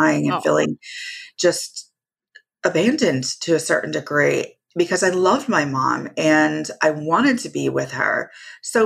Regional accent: Santa Cruz, California, United States; also born or lived in Anaheim, California; I was born and raised in California, born in Anaheim. And then we migrated over to Santa Cruz, California, where most of my family is

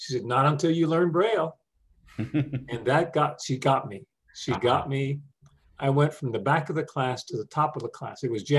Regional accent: Brighton, Colorado, United States; born there; And so I was born actually in Brighton, Colorado. My parents had just left internment camp. It was not safe to come back to California yet, but my dad wanted to get my family out of there.

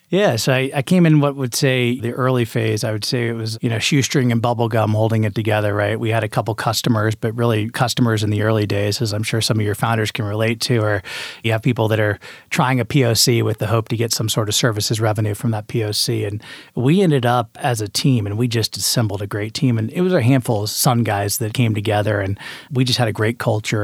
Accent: Indianapolis, Indiana, United States; moved away as an adult; also born or lived in Auburn, Alabama; now in Incline Village, United States; I grew up in the Midwest in Indianapolis, Indiana. spent eighteen years of my life there

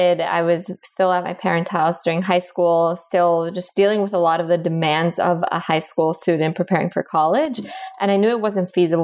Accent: Miami, Florida, United States; moved away as an adult; also born or lived in Bogota, Colombia; now in Boston, United States; I was born in Colombia in South America. I grew up in Miami

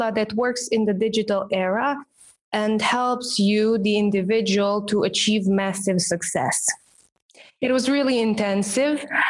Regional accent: Romania; first language Romanian; English is a second language; my native language, which is Romanian

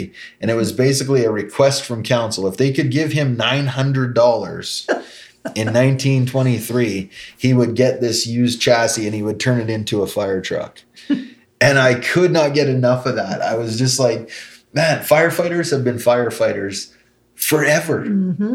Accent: Canada; As a Canadian

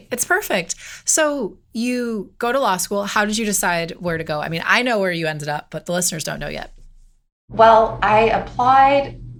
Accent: California, United States; I'm from, and I mean, and I'm from California and I'm in the law

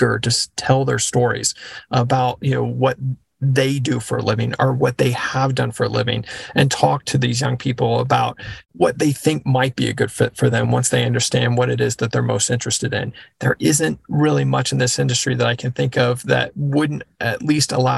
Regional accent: Texas, United States; I grew up in Texas

